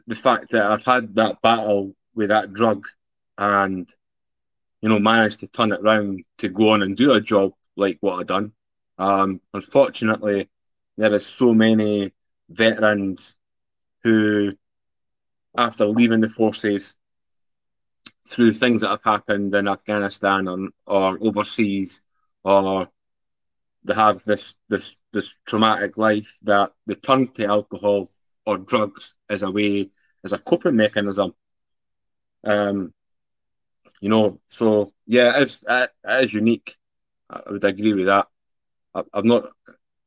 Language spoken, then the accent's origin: English; Edinburgh, Scotland, United Kingdom; from Scotland, originally from Edinburgh